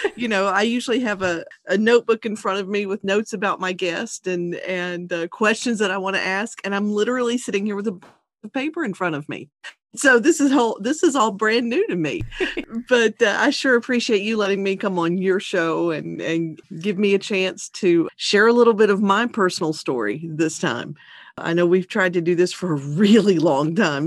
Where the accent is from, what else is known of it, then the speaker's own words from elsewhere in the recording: Baton Rouge, Louisiana, United States; I am from Baton Rouge, Louisiana